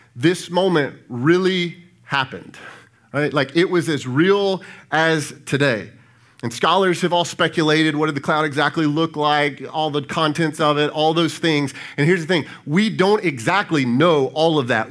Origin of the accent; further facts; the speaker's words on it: Brandon, Mississippi, United States; now in Pearl, United States; My wife and I grew up in Brandon